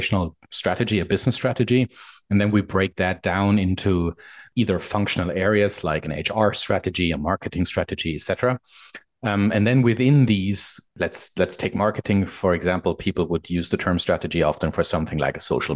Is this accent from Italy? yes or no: no; Germany; moved away as an adult; now in Vancouver, Canada; I'm a German guy living in Vancouver, Canada. Moved here about 3 years ago.